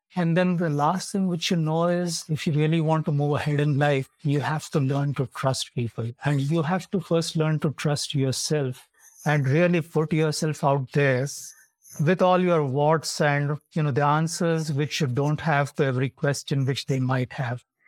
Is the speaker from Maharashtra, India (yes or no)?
yes; Mumbai, Maharashtra, India; moved away as an adult; now in Jacksonville, United States; I come from Mumbai, India